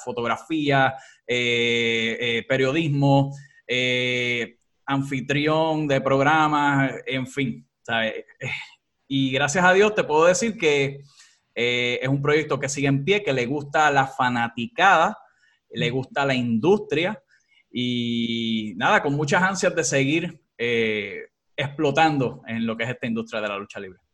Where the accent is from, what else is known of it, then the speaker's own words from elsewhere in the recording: Puerto Rico; aquí en, Puerto Rico